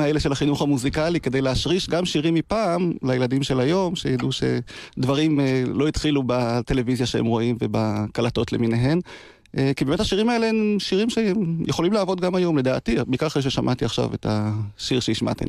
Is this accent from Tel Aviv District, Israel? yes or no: no; Degania Alef, Northern District, Israel; נולדתי וגדלתי בקיבוץ דגניה א'